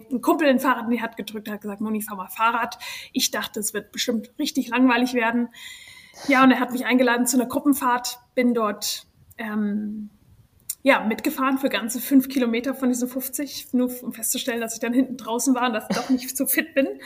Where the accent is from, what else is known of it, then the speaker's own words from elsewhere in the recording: Germany; moved away as an adult; now in United States; also ich bin ursprünglich aus Deutschland, bin aber nach dem Abitur in die USA gezogen.